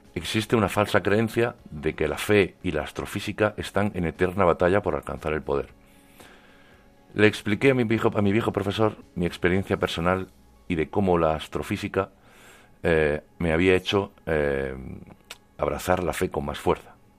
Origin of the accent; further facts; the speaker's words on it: Cuevas del Almanzora, Andalusia, Spain; moved away as an adult; now in Puerto Rico; Aunque soy de Cuevas de Almanzora, en Almería, llevo ya algunos años desempeñando mi trabajo en Puerto Rico.